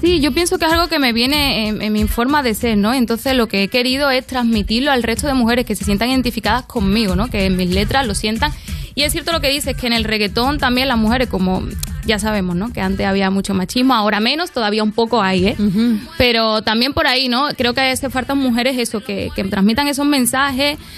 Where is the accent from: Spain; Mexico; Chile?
Spain; Andalusia